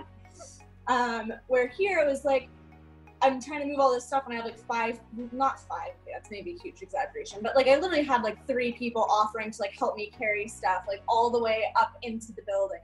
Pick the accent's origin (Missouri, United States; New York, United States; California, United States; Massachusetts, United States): California, United States; Los Angeles; grew up in Venice, which is kind of wild